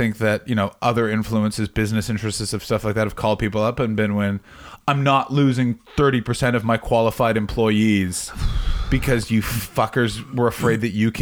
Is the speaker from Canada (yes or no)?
yes; Ottawa, Ontario, Canada; moved away; also born or lived in Montreal / Toronto; I grew up in Ottawa, in an area that loves a suburb, but I didn't grow up in a suburb.